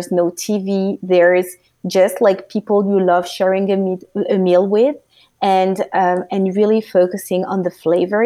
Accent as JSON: {"language": "English", "country": "France", "tie": "born or raised there", "moved": "as an adult", "lives_now": "United States", "said": "I was born and raised in France, so which is close to Belgium"}